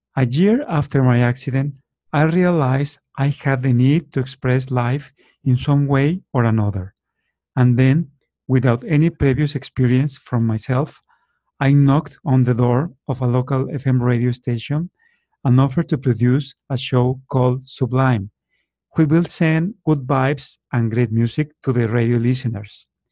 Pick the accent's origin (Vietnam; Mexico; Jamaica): Mexico; Torreón, Coahuila; now in Guadalajara, Mexico; I was born in Torreon, Mexico 52 years ago